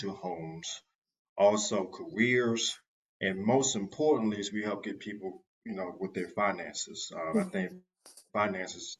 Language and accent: English; Washington, District of Columbia, United States; moved away as an adult; now in Raleigh, United States; I'm from Washington, D.C.